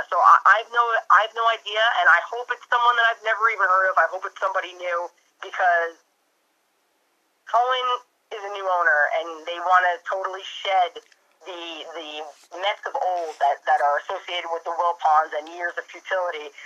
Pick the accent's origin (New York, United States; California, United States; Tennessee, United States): New York, United States; Suffolk County; if I stay in my hometown with the one cop, Suffolk County cop that patrols and knows the area